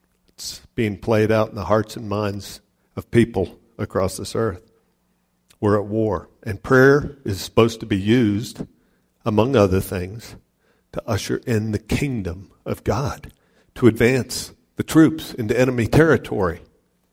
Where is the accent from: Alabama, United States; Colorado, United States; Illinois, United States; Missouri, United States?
Colorado, United States; Ohio City; I grew up in Ohio City, Wappan metropolis of Ohio City.